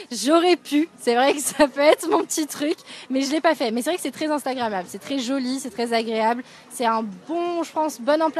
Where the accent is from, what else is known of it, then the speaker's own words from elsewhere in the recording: Paris suburbs, Île-de-France, France; moved away as an adult; now in Australia; non, je suis française, je suis née à Paris, en banlieue parisienne, et puis je suis en Walking Holiday Visa en ce moment en Australie.